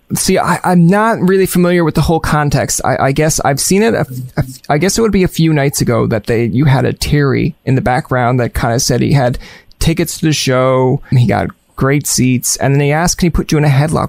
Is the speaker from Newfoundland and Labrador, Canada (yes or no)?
yes; Newfoundland and Labrador, Canada; accent: Newfoundland; moved away as an adult; also born or lived in Ottawa; growing up in Newfoundland and watching TSN in the morning